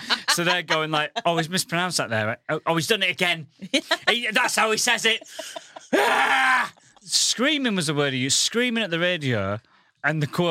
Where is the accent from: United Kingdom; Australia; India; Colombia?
United Kingdom; Goole, Yorkshire and the Humber; moved away as an adult; now in London, United Kingdom; I come from the northern town of Goole